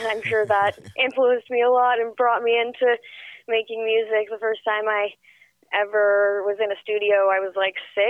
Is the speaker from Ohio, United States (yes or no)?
no; Northern California, United States; moved away; also born or lived in New York; I'm not from LA. I'm actually from Northern California, but I grew up in New York as well